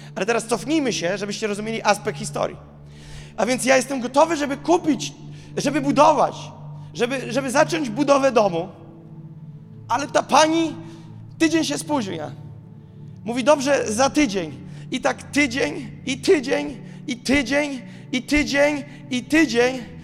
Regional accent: Gołdap, Warmian-Masurian Voivodeship, Poland; moved away as an adult; now in Warsaw, Poland; w Gołdapi się urodziłem

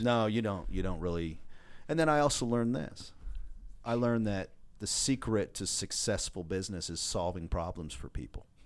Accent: Washington, United States; I grew up in the great, uh, state of Washington

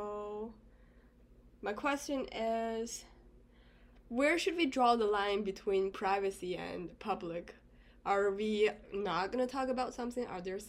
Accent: China; moved away; I'm from China. I speak Mandarin.

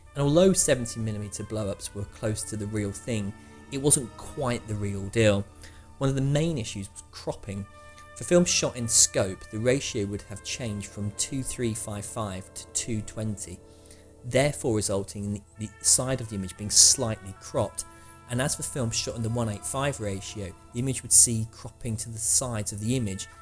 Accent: Manchester, North West England, United Kingdom; my hometown of Manchester

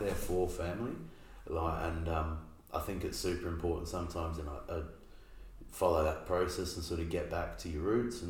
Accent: Clare, South Australia, Australia; also born or lived in Gawler; now in Adelaide, Australia; our family, we moved from Clare like, I would have been around like 13, 14.

